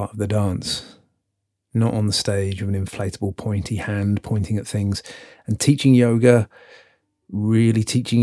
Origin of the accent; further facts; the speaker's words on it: Birmingham, West Midlands, United Kingdom; also born or lived in Hackney, London; now in London, United Kingdom; I'm from Birmingham